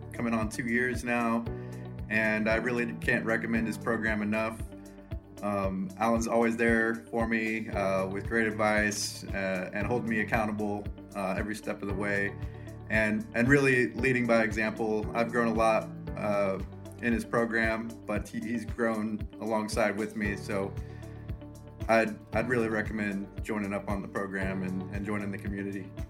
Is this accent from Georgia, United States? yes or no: no; Lawrence, Kansas, United States; I'm from Lawrence, Kansas